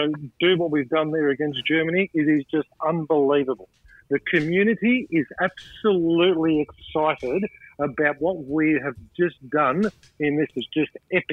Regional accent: Australia; I'm an Australian, but certainly my heritage is Macedonia. Very proud of it too.

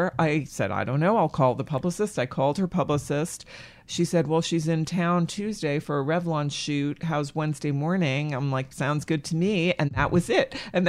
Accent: Framingham, Massachusetts, United States; I was born and raised in Massachusetts, outside of Boston, in the burbs, Framingham.

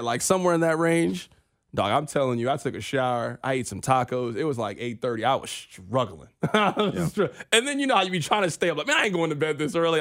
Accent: Kansas City, United States; we are from Kansas City

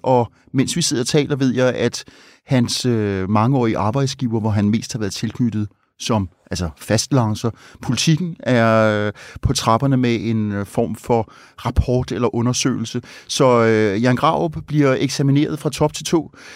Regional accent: Copenhagen, Capital Region of Denmark, Denmark; nu er jeg ikke fra Østjylland, men øh, her fra hovedstaden

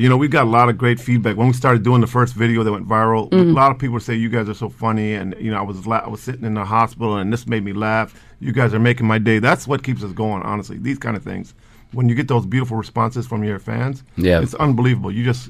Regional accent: Palestine; We're Palestinians.

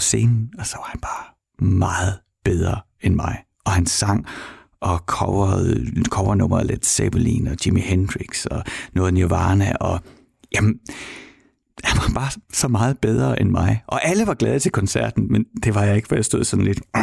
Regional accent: Horsens, Central Denmark Region, Denmark; jeg kommer fra Horsens

